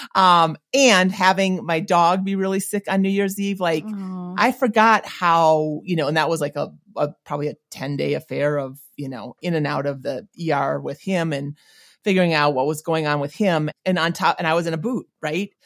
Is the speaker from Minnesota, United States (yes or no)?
yes; Minnesota, United States; moved away; I grew up not in St. Paul, but in Minnesota.